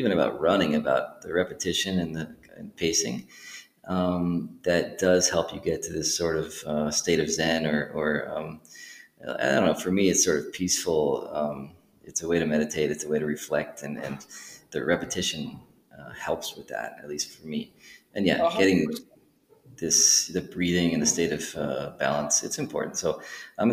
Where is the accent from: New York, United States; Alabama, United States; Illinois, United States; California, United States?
New York, United States; New York City; now in Europe; I'm from New York City, and so you're sitting in my hometown